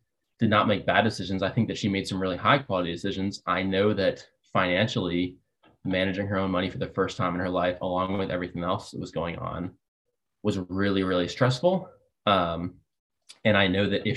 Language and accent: English; Fairfield County, Connecticut, United States; also born or lived in Massachusetts (outside Boston); I was the kid growing up in Massachusetts outside of Boston and then in Fairfield County, Connecticut